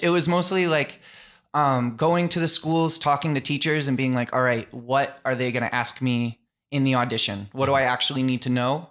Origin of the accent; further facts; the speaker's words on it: Taunton, Massachusetts, United States; I grew up in Taunton, Massachusetts